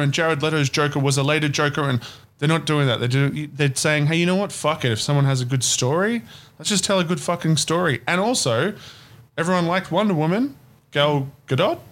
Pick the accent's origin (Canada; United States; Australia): Australia; as an Australian.